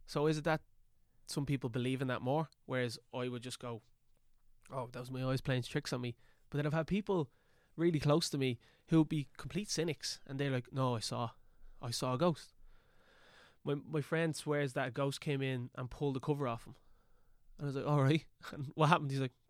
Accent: Dublin, Leinster, Ireland; I grew up in Kevin Street.

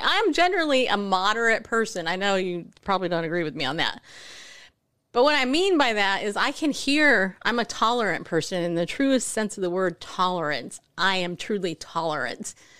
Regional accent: New York, United States; I'm from New York

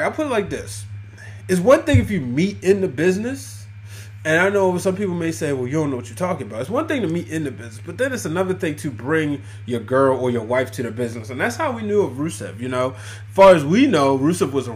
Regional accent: Baltimore, Maryland, United States; I'm from Baltimore, Maryland

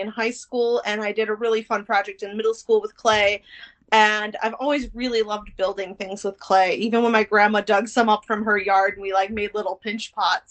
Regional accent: Elkhorn, Wisconsin, United States; moved away as an adult; now in Madison, United States; I'm actually from small town Wisconsin. I'm from Elkhorn, Wisconsin.

